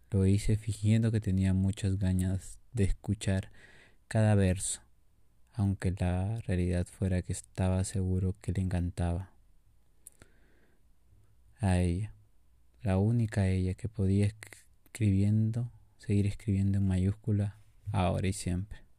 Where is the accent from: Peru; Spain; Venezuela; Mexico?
Peru; no creían que yo era de aquí, pero yo dije que sí, soy peruano